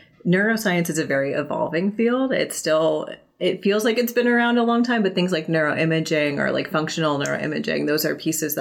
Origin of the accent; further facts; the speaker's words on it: Northeast Pennsylvania, United States; moved away as an adult; also born or lived in California; now in Illinois, United States; I was born in Northeast Pennsylvania